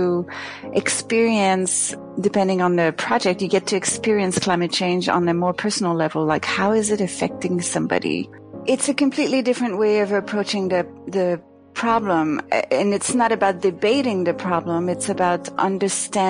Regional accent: Canada; now in New York, United States; I'm from Canada, so I guess I'm used to a certain amount of cold, even though I hated it when I was there

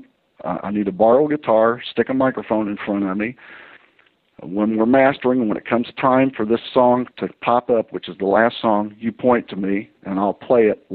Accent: Indiana, United States; I'm from Indiana

